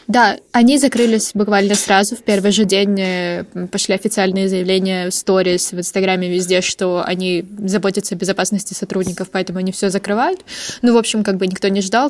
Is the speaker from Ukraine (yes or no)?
yes; Ukraine; я из Украины